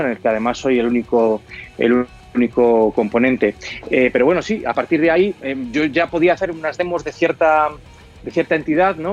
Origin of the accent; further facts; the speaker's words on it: Spain; nosotros como españoles